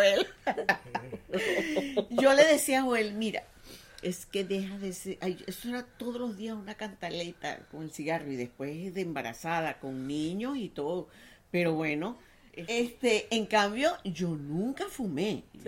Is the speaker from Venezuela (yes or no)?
yes; Venezuela; also born or lived in Paris; los venezolanos no éramos inmigrantes